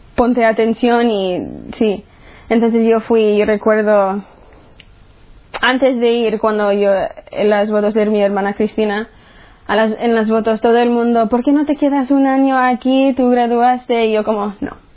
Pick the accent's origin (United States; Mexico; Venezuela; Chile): United States; soy de los Estados Unidos y tengo 18 años